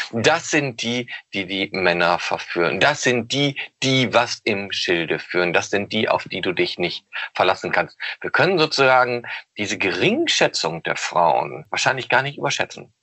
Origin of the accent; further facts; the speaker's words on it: Osnabrück, Lower Saxony, Germany; Ich komme nämlich auch aus Osnabrück